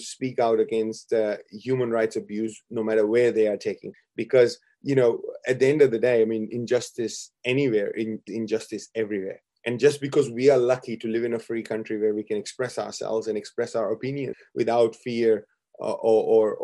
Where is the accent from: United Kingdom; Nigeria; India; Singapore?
India; now in Brisbane, Australia; I come from India